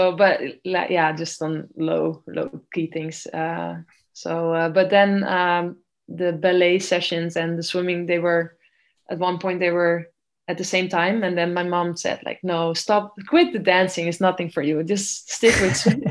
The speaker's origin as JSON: {"language": "English", "country": "Netherlands", "tie": "born or raised there", "said": "I was swimming at a very small club in my hometown"}